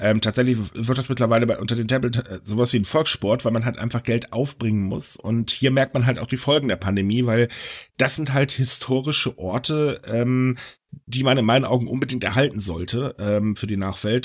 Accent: Germany; bei uns in Deutschland

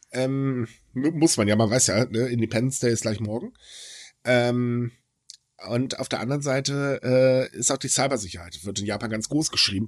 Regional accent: Northern Germany, Germany; ich als Norddeutscher

